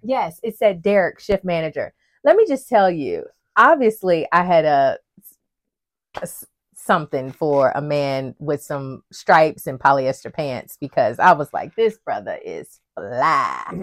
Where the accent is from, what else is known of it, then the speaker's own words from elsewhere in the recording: West Virginia, United States; moved away as an adult; now in North Carolina, United States; I grew up in West Virginia